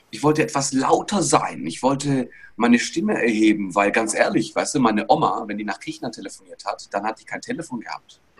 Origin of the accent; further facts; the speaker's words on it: Greece; now in Stuttgart, Germany; Und irgendwann bin ich über die Königstraße in Stuttgart durchgelaufen, als Grieche, ja, wohlgemerkt.